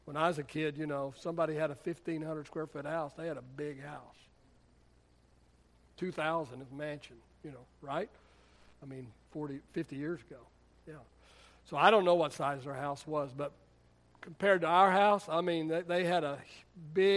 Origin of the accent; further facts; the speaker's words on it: Midland, Texas, United States; I come from Midland, you know, and I know what it's like. I know what the oil boom is like, and I know what the oil bust is like